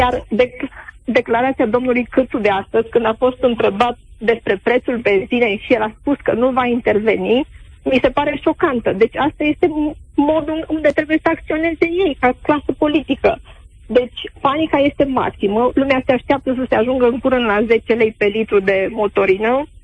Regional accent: Brașov, Brașov County, Romania; sunt din Brașov

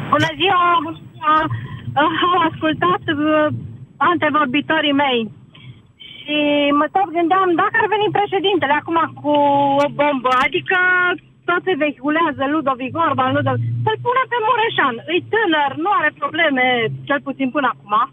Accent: Romania; suntem români

